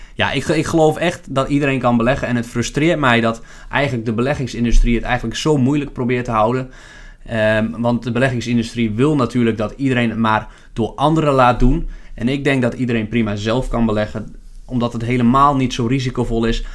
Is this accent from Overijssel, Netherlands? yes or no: yes; Lemelerveld, Overijssel, Netherlands; now in Zwolle, Netherlands; Ik eh, ben geboren in Lemelenveld